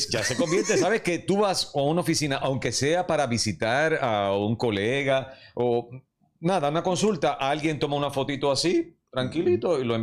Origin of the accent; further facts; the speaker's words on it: Puerto Rico; Somos dramáticos los puertorriqueños